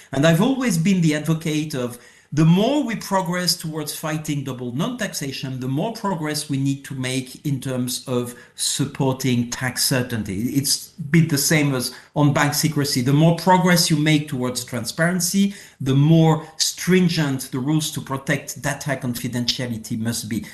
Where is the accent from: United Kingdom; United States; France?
France; accent: French; English is a second language; my French accent.